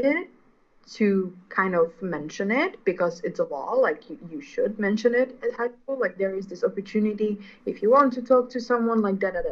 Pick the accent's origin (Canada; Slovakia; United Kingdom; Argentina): Slovakia; moved away as an adult; also born or lived in The Hague, Netherlands; now in Milan, Italy; I am from Slovakia